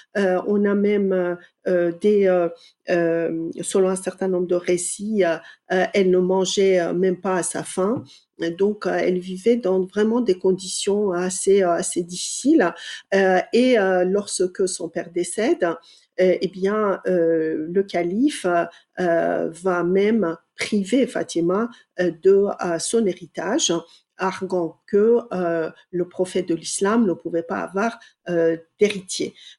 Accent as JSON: {"language": "French", "country": "Iran", "tie": "born or raised there", "moved": "as an adult", "lives_now": "France", "said": "j'ai grandi en Iran jusqu'à l'âge de 20 ans."}